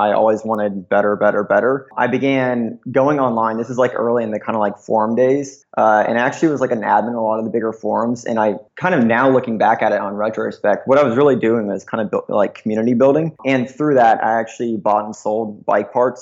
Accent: Atlanta, Georgia, United States; moved away as an adult; now in Santa Monica, United States; I'm actually originally from Atlanta, Georgia, or right north of it. I spent most of my childhood, kind of teenager years there

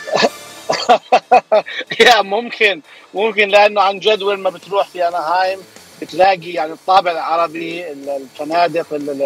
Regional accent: Jordan; also born or lived in Bay Area, California, United States; now in Anaheim, United States; انا اصلا من الاردن يعني اصلي اردني هاجرت على امريكا بدايه آه، آه، التسعينات

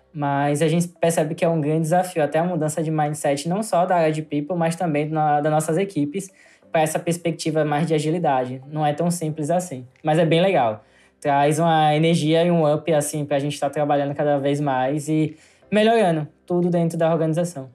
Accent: Aracaju, Sergipe, Brazil; da minha cidade, em Ayacaju, porque eu sou de Ayacaju, Sergipe

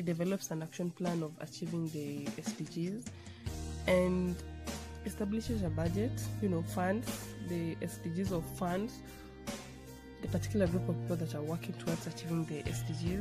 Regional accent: Kenya; I'm from Kenya, the Jomo Kenyatta University of Agriculture and Technology

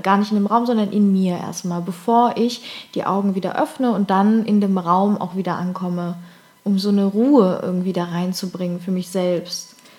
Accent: Cologne, North Rhine-Westphalia, Germany; moved away; in Köln, endlich mal wieder in meiner Heimat

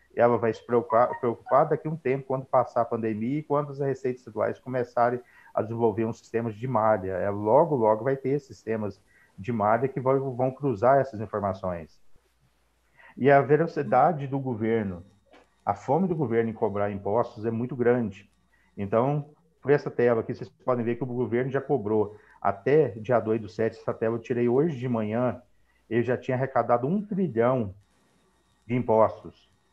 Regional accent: Paraguaçu, Minas Gerais, Brazil; sou de Paraguaçu, de Minas Gerais

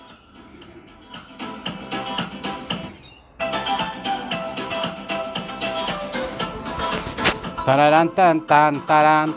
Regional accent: Chile; I'm from Chile. Yo soy el chileno, chileno, chileno

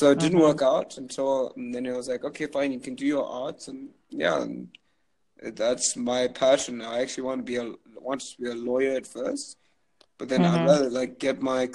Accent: Zimbabwe; moved away as an adult; also born or lived in Canada; I'm from Zimbabwe

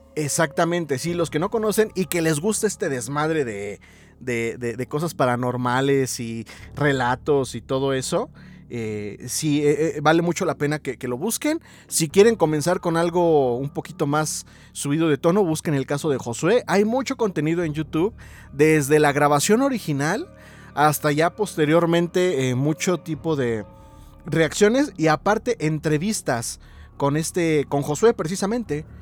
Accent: Mexico City, Mexico; yo soy de la CDMX

